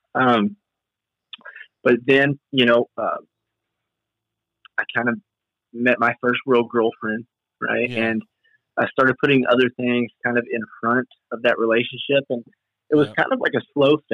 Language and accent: English; Western Kentucky, United States; I'm from Western Kentucky.